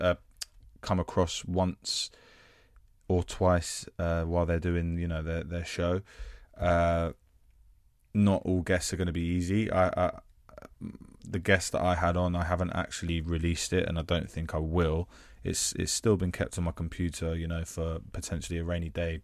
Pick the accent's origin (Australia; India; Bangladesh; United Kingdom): United Kingdom; London; I am an actor from North London, uh, currently residing in South.